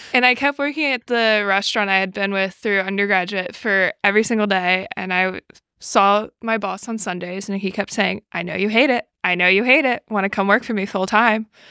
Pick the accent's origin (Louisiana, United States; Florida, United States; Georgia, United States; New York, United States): New York, United States; New York City; moved away as an adult; also born or lived in Buffalo, New York; I grew up in New York City, and I lived in Buffalo for New six years